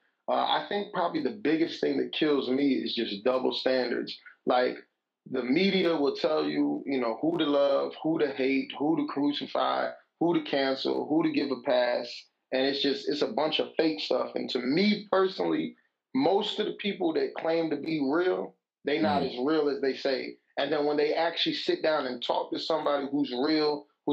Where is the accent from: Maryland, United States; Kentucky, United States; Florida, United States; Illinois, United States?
Illinois, United States; Chicago; also born or lived in Virginia; I'm from Chicago, Illinois